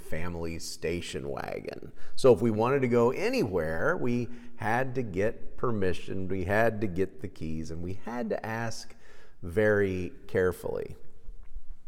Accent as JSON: {"language": "English", "region": "Kansas", "country": "United States", "tie": "born or raised there", "said": "growing up in Kansas and going to high school here"}